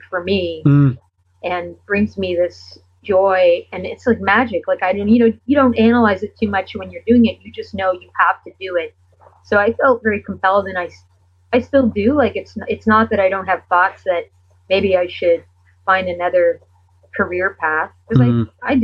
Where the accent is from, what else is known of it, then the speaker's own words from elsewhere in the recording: Canada; being a Canadian artist